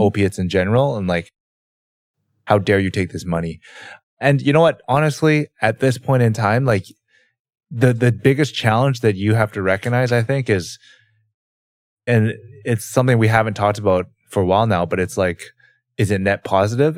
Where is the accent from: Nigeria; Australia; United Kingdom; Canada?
Canada; growing up in Canada and also not living in America